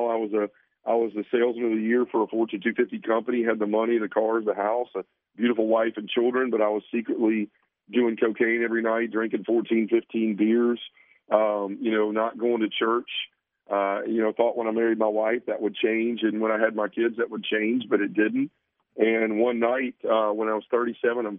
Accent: Memphis, Tennessee, United States; I was born and raised a Baptist in Memphis, Tennessee

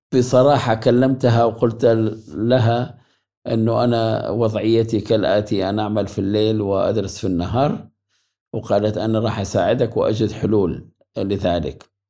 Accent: Iraq; first language Arabic; moved away as an adult; now in Germany; بدوي يعني ولدت في الصحراء

